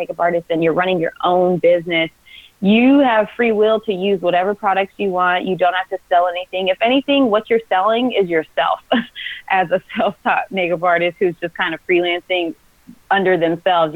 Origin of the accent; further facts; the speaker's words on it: Texas, United States; also born or lived in Mississippi; now in California, United States; I'm from Texas, but I have lived in Mississippi also, but I now live in California